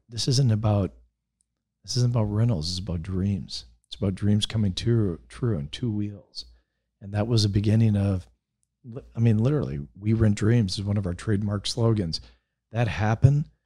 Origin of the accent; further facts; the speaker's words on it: Wisconsin, United States; moved away as an adult; now in California, United States; I'm a I'm a Wisconsin guy. I grew up no helmets.